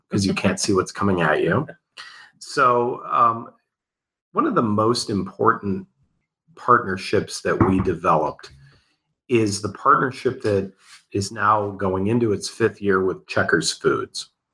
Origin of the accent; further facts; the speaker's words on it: United States; I'm an American